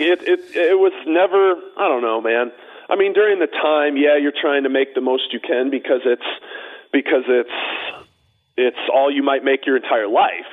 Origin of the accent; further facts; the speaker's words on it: Chicago, Illinois, United States; now in Scottsdale, United States; I grew up right near Cal City